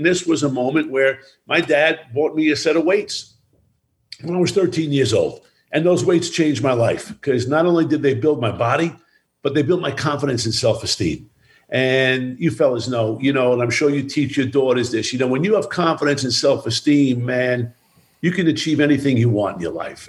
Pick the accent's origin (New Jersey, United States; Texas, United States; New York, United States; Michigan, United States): New York, United States; Baldwin; also born or lived in Brooklyn, New York; I was born in Brooklyn, New York, raised in Baldwin, Strong Island